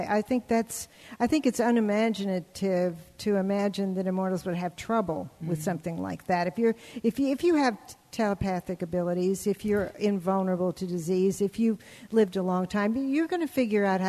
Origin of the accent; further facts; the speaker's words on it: New Orleans, Louisiana, United States; moved away; I was born in New Orleans, very old-fashioned city